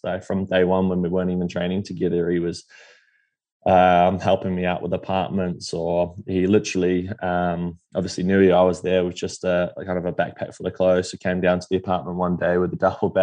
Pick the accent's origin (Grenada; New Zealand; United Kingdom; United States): New Zealand; Taupo, Waikato; I grew up in Taupo where Bevan Doherty's from